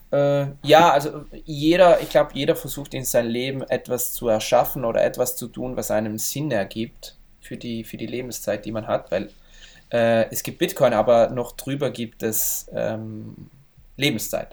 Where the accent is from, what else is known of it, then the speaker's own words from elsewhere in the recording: Val Gardena, South Tyrol, Trentino-Alto Adige, Italy; also born or lived in Brixen, South Tyrol; von wo ich herkomme, in Gröden, im Skigebiet